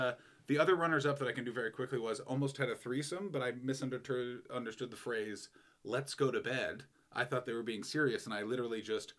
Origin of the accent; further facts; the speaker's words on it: Canada; moved away as an adult; now in Los Angeles, United States; He's like, where are you from? And I'm like, Canada.